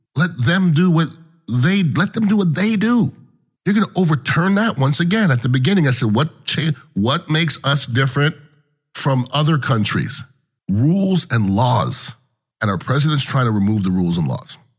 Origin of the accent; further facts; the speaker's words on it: United States; as an American